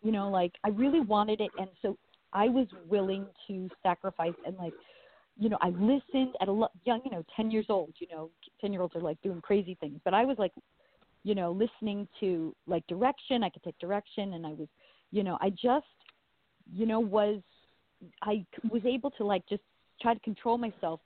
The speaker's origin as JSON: {"language": "English", "area": "Long Island", "region": "New York", "country": "United States", "moved": "yes", "lives_now": "Los Angeles, United States", "said": "originally I am from New York. Or Long Island originally, but now I live"}